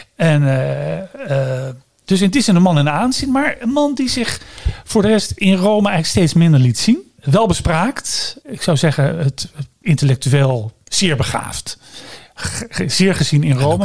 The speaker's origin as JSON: {"language": "Dutch", "country": "Netherlands"}